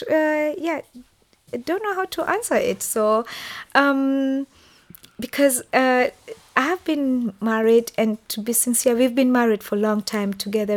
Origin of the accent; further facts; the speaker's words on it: Nairobi, Kenya; moved away as an adult; also born or lived in Heimbach, Germany; now in Dortmund, Germany; I come from Nairobi, and Nairobi is over 2,000 square meters high